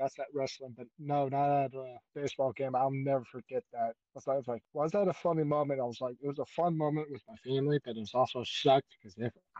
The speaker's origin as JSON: {"language": "English", "region": "Georgia", "country": "United States"}